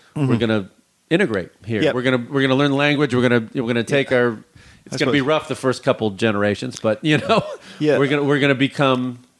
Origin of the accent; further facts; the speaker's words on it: Midwest, United States; Yeah, we say the R's and the L's hard. I'm from the Midwest too, so we hit it hard.